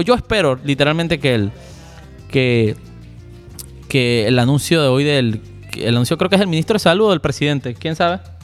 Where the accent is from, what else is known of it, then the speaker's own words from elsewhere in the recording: Panama; como panameños